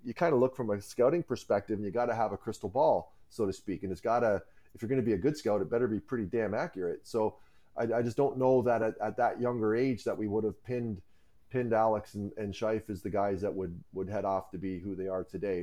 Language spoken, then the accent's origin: English; Cayuga, Ontario, Canada; as a kid, I grew up in Cayuga, Ontario, and that's where I am right now